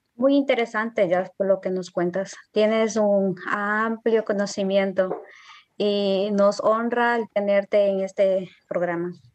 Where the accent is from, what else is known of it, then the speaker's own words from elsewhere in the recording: Riobamba, Chimborazo, Ecuador; now in Paraguay; Actualmente estoy en Paraguay, pero soy de Ecuador, de la provincia de Chimborazo, el cantón Riobamba.